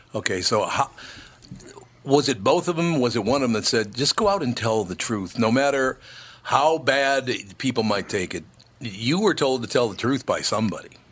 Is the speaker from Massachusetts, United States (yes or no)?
no; Minneapolis, Minnesota, United States; As a little boy, growing up in North Minneapolis, we moved to North Minneapolis when I was five years old